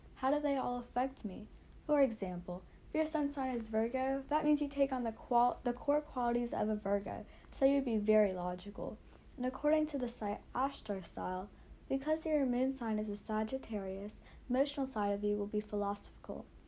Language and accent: English; South Carolina, United States; I'm 13 and I'm from South Carolina